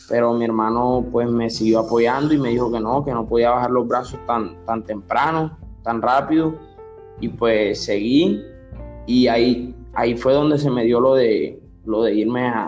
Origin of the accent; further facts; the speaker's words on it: Barranquilla, Atlántico, Colombia; born there; now in Soledad, Colombia; O sea, nací en Barranquilla, pero vivo en Soledad.